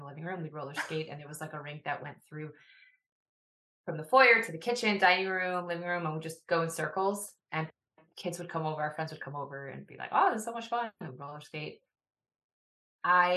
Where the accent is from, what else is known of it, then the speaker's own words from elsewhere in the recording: Woodmere, New York, United States; I grew up in Widmer, New York, which is often referred to as part of the five towns.